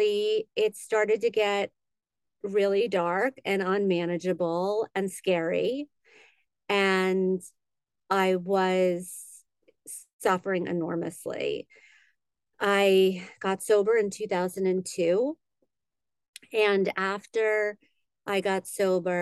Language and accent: English; Great Neck, New York, United States; moved away as an adult; now in Los Angeles, United States; I'm originally from New York. I grew up in on Long Island in Great Neck